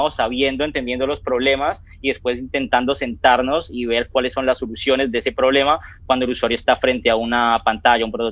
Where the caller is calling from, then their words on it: Argentina; yo me comunico desde Argentina.